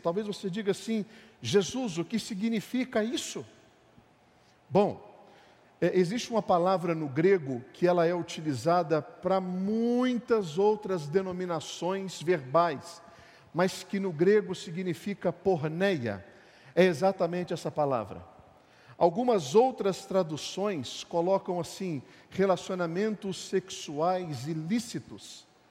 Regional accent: Brazil; nós somos brasileiros

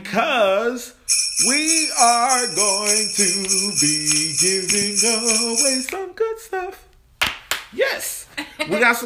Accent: Louisiana, United States; I am from Louisiana

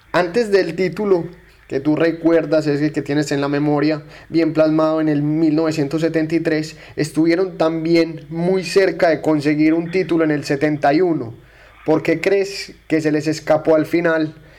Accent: Colombia; decimos en, Colombia

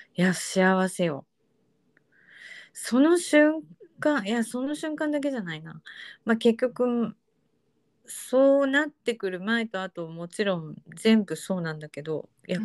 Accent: Japan; born or raised there; accent: standard Japanese

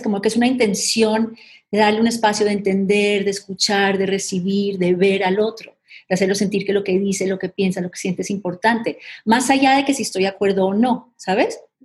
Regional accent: Colombia; moved away; somos colombianas

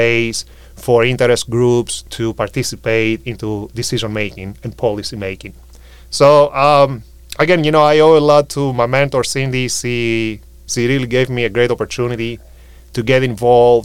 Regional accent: Greece; moved away as an adult; now in United States; I'm from Greece

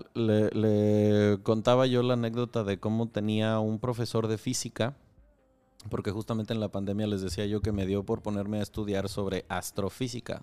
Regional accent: Michoacán, Mexico; yo crecí en Michoacán

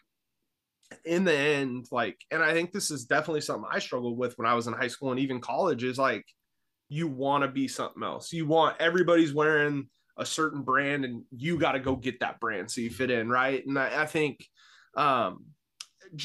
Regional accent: Vallejo, California, United States; moved away as an adult; now in Newberg, United States; I grew up in Northern California in the Bay Area, in Vallejo, California

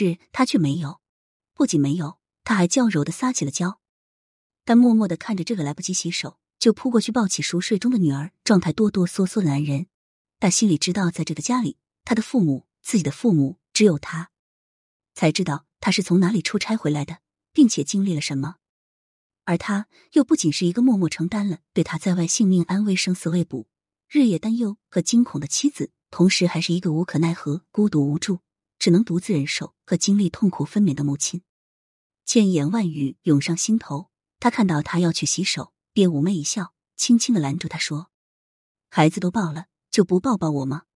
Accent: China; 毫无疑问，那是国旗的颜色，那是我是中国人的骄傲。在那面前，祖国不会丢下任何一个同胞。

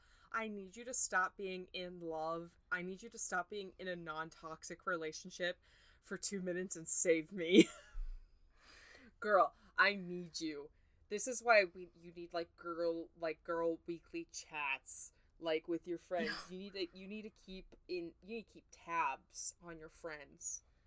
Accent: United Kingdom; Actually, I just realized we say herbs because we're British.

